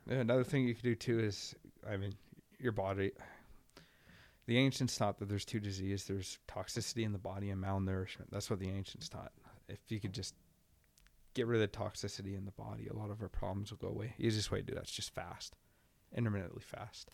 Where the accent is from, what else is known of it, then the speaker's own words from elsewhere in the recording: Sam Valley, British Columbia, Canada; I grew up in Sam Valley